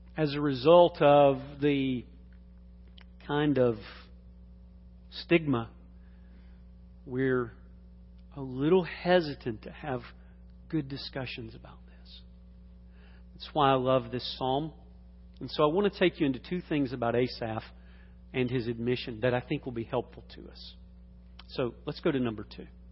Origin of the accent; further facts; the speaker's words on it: Atlanta, Georgia, United States; growing up in Atlanta